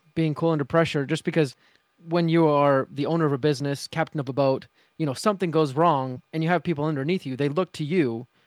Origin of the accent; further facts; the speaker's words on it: Utah, United States; I'm from Utah